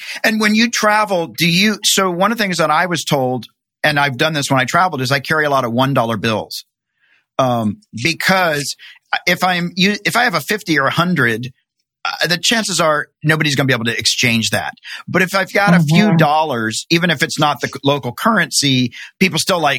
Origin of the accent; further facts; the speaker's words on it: Tennessee, United States; now in California, United States; I came out here from Tennessee to California.